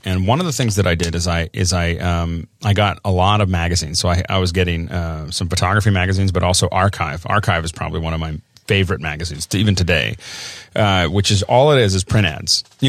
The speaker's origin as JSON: {"language": "English", "town": "Tucson", "region": "Arizona", "country": "United States", "tie": "born there", "said": "I was born in Tucson, Arizona."}